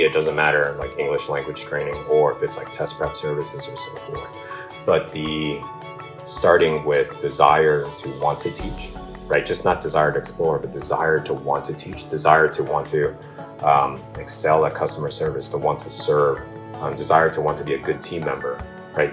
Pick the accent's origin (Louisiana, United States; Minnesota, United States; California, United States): California, United States; Southern; moved away as an adult; now in Vietnam; Vietnamese American, born and raised in California or Southern California